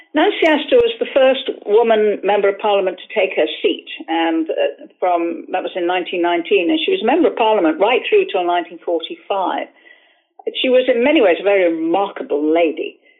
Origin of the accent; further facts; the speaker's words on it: Liverpool, North West England, United Kingdom; I come from Liverpool